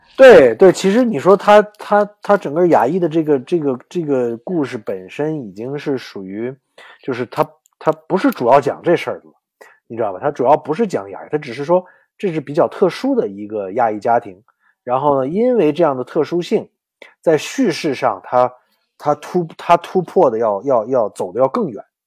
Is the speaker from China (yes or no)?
yes; Beijing, China; also born or lived in Mississippi, United States; now in New York, United States; 我其实从小就是在，在，在北影厂长大的